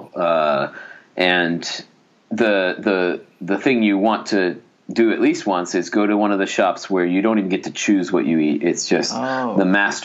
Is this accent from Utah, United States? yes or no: yes; Salt Lake City, Utah, United States; moved away as an adult; now in Japan; I'm from Salt Lake City